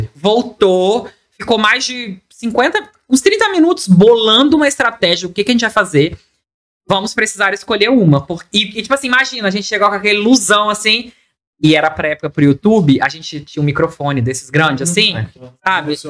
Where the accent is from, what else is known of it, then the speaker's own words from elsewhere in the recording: Espírito Santo, Brazil; A gente é capixaba